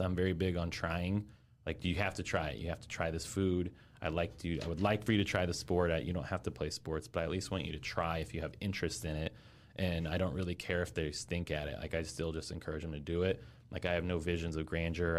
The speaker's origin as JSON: {"language": "English", "town": "Fort Wayne", "region": "Indiana", "country": "United States", "also_born_or_lived": "Orlando, Florida / West Lafayette, Indiana", "moved": "as an adult", "said": "I'm from Fort Wayne originally"}